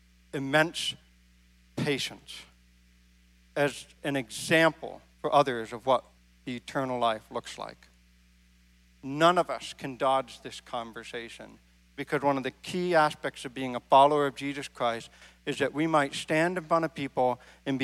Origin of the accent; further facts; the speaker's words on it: Maine, United States; now in Midwest, United States; I grew up in Maine.